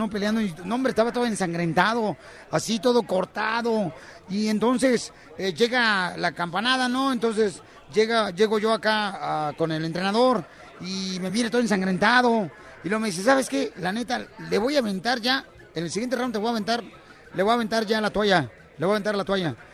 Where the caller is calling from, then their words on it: Texas, United States; soy de Cimenos, Texas